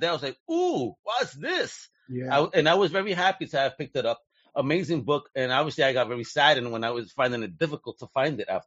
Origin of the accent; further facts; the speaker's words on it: New York City, New York, United States; So you're talking to Brooklyn own right here.